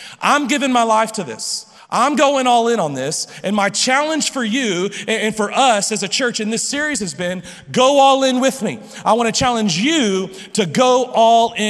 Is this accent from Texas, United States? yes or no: yes; Lubbock, Texas, United States; I'm from Lubbock, I've been here all my life, and I'm not leaving